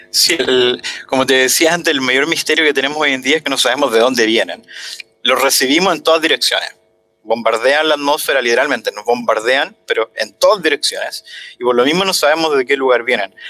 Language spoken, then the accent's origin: Spanish; Talca, Maule, Chile; moved away; Yo soy de Talca